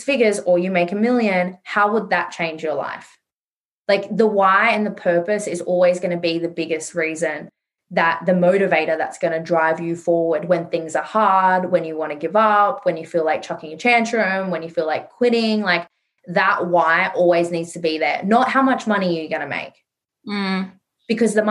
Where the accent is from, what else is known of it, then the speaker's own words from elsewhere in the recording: Sydney, New South Wales, Australia; I grew up in Western Sydney in a very low income earning area